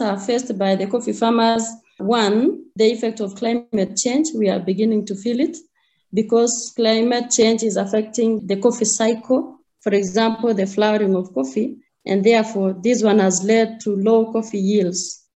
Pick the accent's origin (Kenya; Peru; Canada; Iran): Kenya; Kericho, Kericho County; I come from Kericho, Kenya, that is Africa